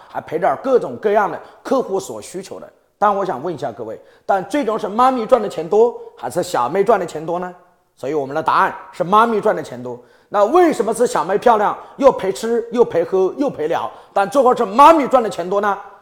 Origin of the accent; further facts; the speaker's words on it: Hubei, China; 我的老家在湖北